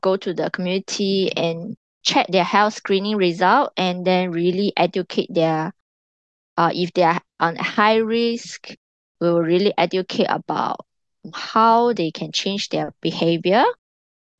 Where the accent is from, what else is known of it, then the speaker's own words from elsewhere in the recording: China; moved away as an adult; also born or lived in London; now in Singapore; I was born in China